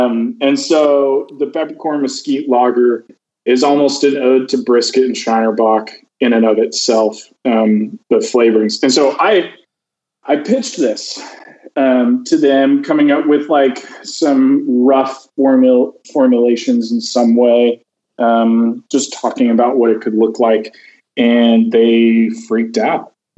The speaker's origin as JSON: {"language": "English", "region": "the South", "country": "United States", "tie": "born or raised there", "said": "Growing up in the South, I did a lot of traveling with barbecue."}